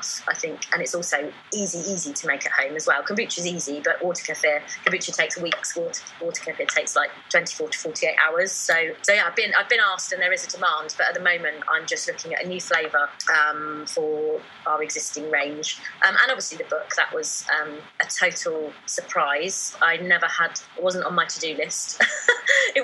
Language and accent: English; Newbury, South East England, United Kingdom; Newbury, which is my hometown, yeah, this weekend, because I'm a proper local girl.